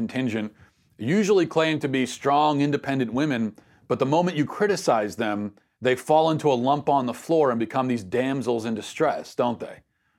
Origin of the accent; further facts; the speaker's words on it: Minnesota, United States; the president's visit to my home state of Minnesota on Monday.